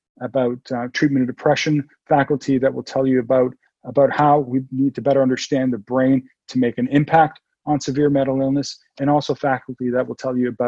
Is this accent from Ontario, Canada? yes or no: yes; Toronto, Ontario, Canada; moved away as an adult; now in San Diego, United States; I'm from Toronto. I was born and raised in Toronto